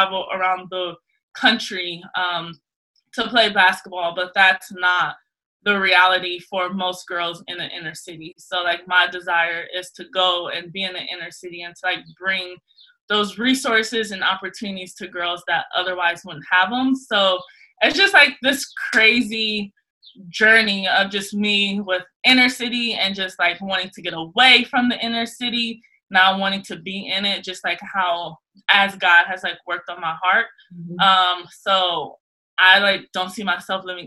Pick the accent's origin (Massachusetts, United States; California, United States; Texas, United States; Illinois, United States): California, United States; Los Angeles; moved away as an adult; I am originally from South Central